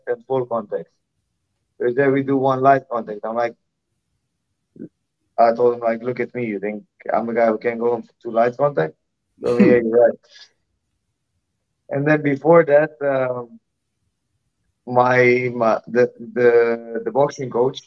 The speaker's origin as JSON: {"language": "English", "country": "Malta", "said": "I'm from Malta. It's a tiny island in the Mediterranean. We're only like 500,000 people over here"}